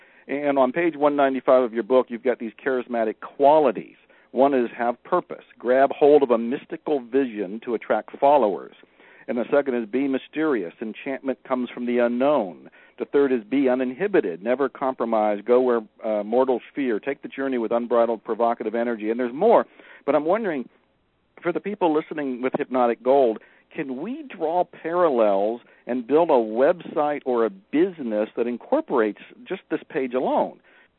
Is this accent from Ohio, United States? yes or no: yes; Ohio, United States; moved away; But I was born and raised in Ohio, so I know what snow is.